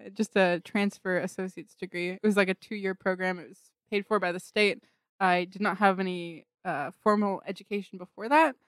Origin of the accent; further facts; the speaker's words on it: Pleasanton, California, United States; I was born in Pleasanton, California